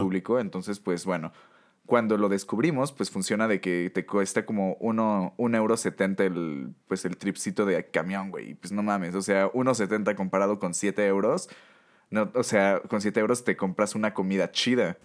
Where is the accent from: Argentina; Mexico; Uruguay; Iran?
Mexico; como buenos mexicanos